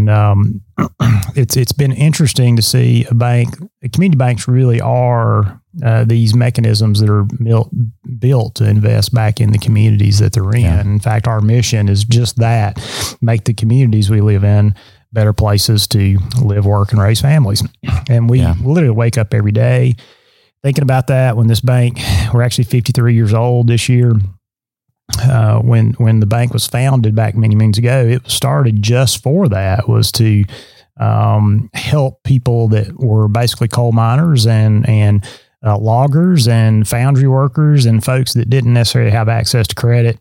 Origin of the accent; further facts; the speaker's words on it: Lawrence County, southern Middle Tennessee, United States; moved away as an adult; now in Southeast Tennessee, United States; I grew up around in Lawrence County in southern Middle Tennessee